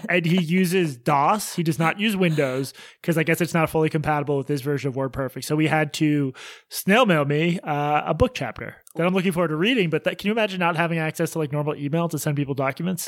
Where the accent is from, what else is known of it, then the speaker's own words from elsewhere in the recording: Boston, Massachusetts, United States; our October twenty-fourth show in my hometown at Laugh Boston.